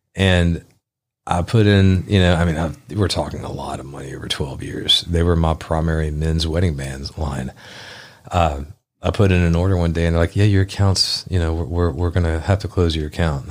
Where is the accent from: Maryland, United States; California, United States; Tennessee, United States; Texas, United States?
Tennessee, United States; Memphis; I grew up in Midtown